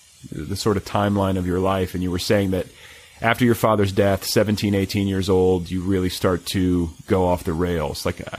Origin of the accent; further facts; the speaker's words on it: Midwest, United States; also born or lived in Indianapolis, Indiana / Milwaukee, Wisconsin; I come from the Midwest and a lot of those cities seem sort of interchangeable. You know, I was raised in Indianapolis and Milwaukee